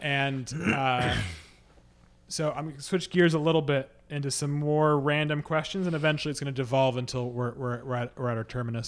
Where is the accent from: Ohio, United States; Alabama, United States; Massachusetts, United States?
Massachusetts, United States; Boston; I'm from Boston